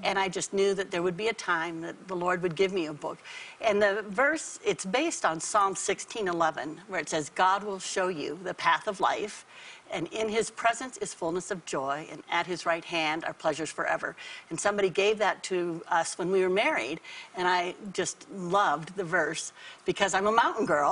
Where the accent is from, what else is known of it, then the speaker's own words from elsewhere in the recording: Colorado, United States; moved away as an adult; also born or lived in Denver, Colorado / Virginia; I was raised in Colorado. I grew up in the mountains.